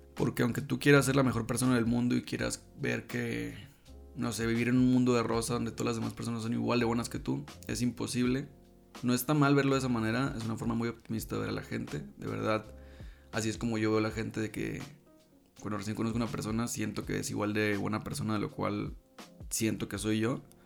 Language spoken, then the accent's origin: Spanish; La Paz, Baja California Sur, Mexico; moved away; en La Paz, de donde yo soy